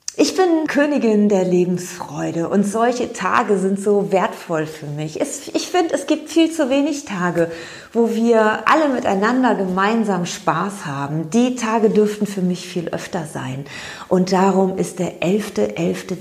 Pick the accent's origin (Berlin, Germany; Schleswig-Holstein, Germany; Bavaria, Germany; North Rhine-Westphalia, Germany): North Rhine-Westphalia, Germany; Cologne; Ich bin Kölnerin